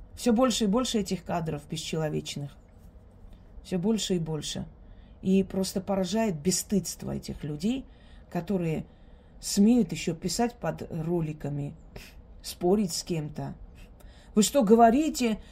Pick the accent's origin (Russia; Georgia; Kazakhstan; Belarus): Georgia; я росла среди них, я выросла в Грузии